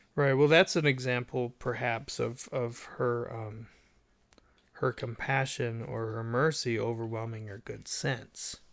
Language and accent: English; United States; I'm an American.